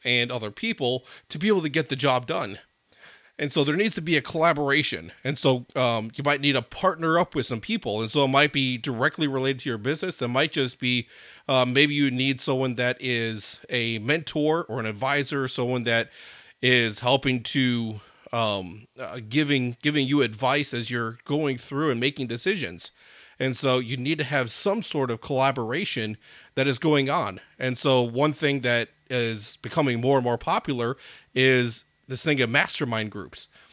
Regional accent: Madison, Wisconsin, United States; I grew up in Madison, Wisconsin

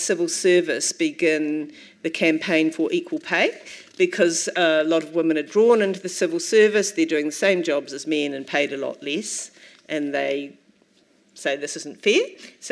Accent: Dunedin, Otago, New Zealand; I'm from Dunedin

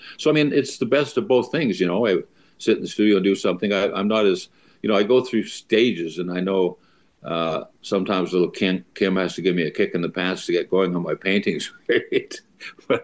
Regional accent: Stettler, Alberta, Canada; moved away as an adult; also born or lived in North Battleford, Saskatchewan / Seattle, Washington; when I was growing up in Stettler

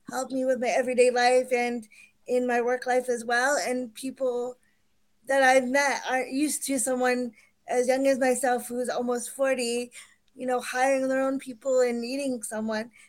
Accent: India; born there; I'm dark skinned and I was adopted from India.

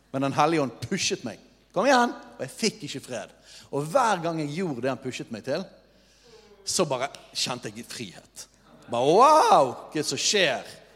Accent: Norway; vi som nordmenn

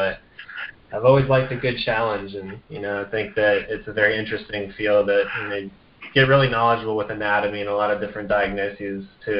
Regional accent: Vienna, Austria; I grew up in Vienna, Austria, with my parents when they were working over there

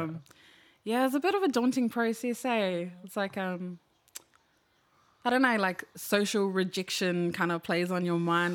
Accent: New Zealand; I'm from Rewa, two six seven

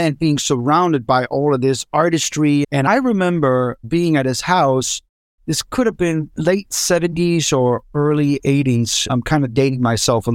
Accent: Copenhagen, Capital Region of Denmark, Denmark; now in California, United States; born in Copenhagen

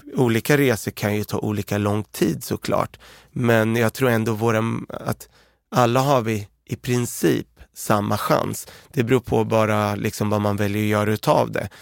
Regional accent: Örebro, Örebro County, Sweden; also born or lived in Beirut, Lebanon; Vi växte upp i Örebro, eh, kom vi till, och i ett område som hette Oxhagen.

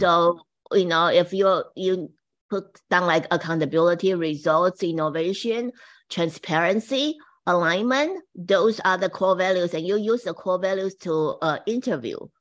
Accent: Taiwan; now in United States; I came from Taiwan, and my mom was the very first woman brush it, say, the boutique to Taiwan in the sixties

